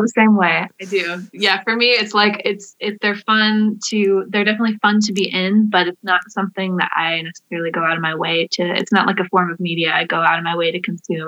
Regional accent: Wakeman, Ohio, United States; I grew up in Wakeman

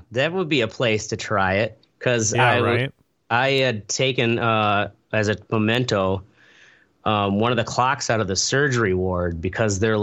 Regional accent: near Dubuque, Iowa, United States; this old club restaurant near my hometown

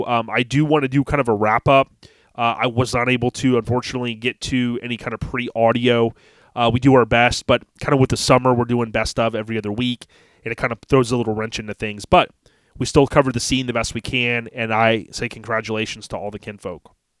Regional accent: Land O'Lakes, Florida, United States; It's kind of cool growing up in Land O'Lakes, moved there with my parents before I was a year old in good old 1979

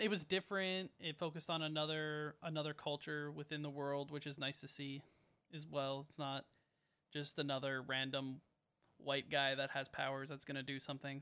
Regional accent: Canada; we're Canadian

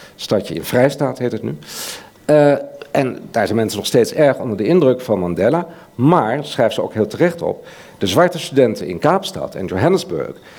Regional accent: Netherlands; als Nederlander

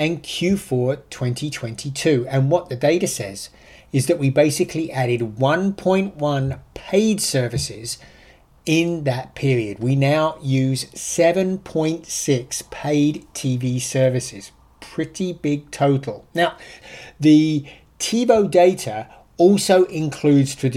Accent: United Kingdom; accent: British; now in United States; I'm an ex-Brit

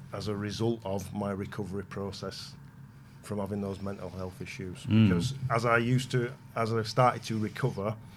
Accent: Bradford, Yorkshire and the Humber, United Kingdom; growing up in Bradford, that's where I'm from, for my sins.

